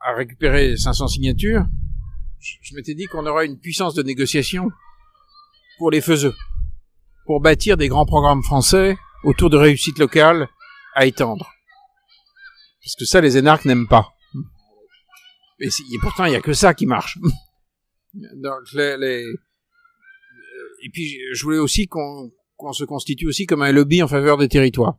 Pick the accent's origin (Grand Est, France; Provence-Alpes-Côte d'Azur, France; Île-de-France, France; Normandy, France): Île-de-France, France; Paris; en tant que Parisien